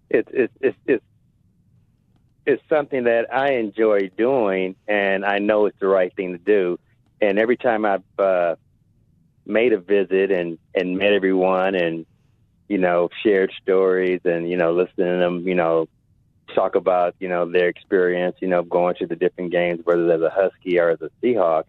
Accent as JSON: {"language": "English", "town": "Compton", "region": "California", "country": "United States", "tie": "born or raised there", "also_born_or_lived": "Indianapolis", "moved": "yes", "lives_now": "Seattle, United States", "said": "I grew up in Compton"}